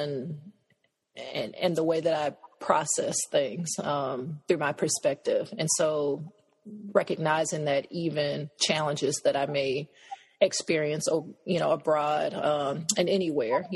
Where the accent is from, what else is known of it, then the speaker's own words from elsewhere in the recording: United States; also born or lived in Cameroon; I was from the States.